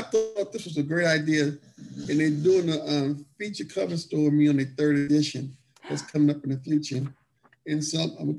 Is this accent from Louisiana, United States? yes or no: yes; New Orleans, Louisiana, United States; we're from New Orleans, and I worked for him for many years